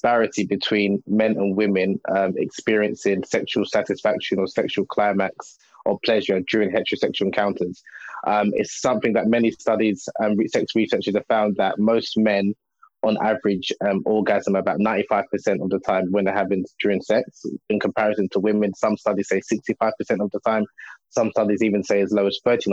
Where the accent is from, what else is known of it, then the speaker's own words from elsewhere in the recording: Nigeria; I'm originally from Nigeria, West Africa